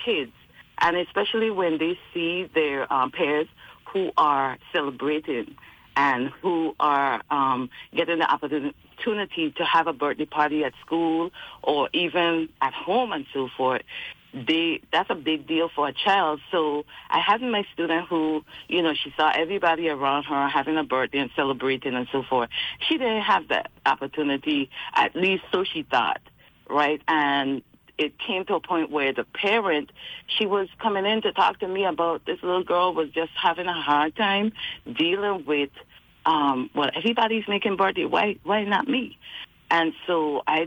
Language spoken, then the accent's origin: English; Charlotte Amalie, U.S. Virgin Islands; moved away as an adult; now in Fayetteville, United States; growing up in the Virgin Islands